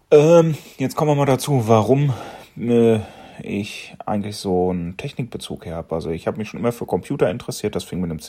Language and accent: German; North Rhine-Westphalia, Germany; ich wurde 1975 hier ganz in der Nähe geboren, also im tiefsten, tiefsten Sauerland. Äh, hab eben jenes auch anscheinend nicht wirklich äh, verlassen.